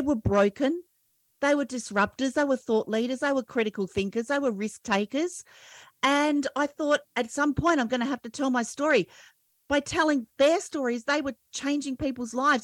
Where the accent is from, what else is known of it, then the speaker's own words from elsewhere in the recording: Australia; I'm an Aussie